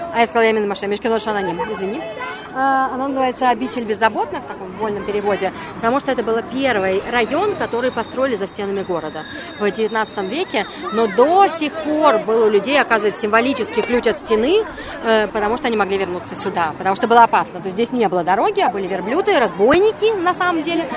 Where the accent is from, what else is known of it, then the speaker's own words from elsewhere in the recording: Riga, Latvia; now in Germany; я выросла на море, я выросла в Риге.